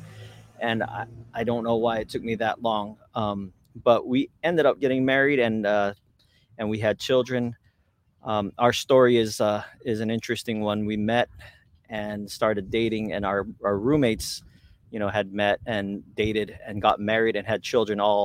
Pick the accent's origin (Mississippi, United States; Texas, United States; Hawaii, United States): Hawaii, United States; Hauula; I was born and raised here in Hawaii. I was born at Kahuku Hospital, raised in Haula